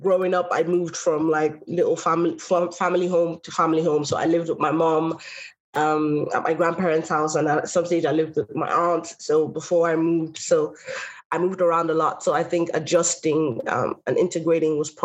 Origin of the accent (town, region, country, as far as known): Longford, Leinster, Ireland; born or raised there; also born or lived in Nigeria